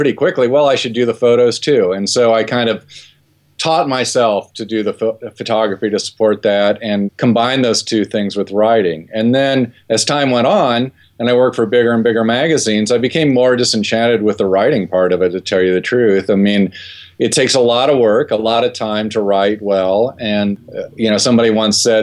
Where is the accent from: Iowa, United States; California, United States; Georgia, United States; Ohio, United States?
Ohio, United States; I grew up in Ohio